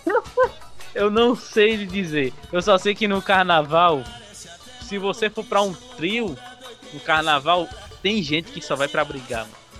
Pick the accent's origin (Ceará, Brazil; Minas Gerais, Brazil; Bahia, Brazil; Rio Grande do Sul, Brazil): Bahia, Brazil; Paulo Afonso; sou de Paulo Afonso na Bahia, mano. Interiorzinho aí brabo